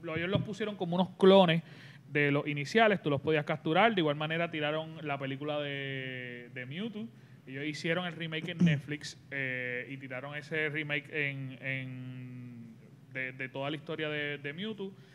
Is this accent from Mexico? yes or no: no; Puerto Rico; Dragon Ball Z y Pokémon, que los daban aquí en Puerto Rico a la misma vez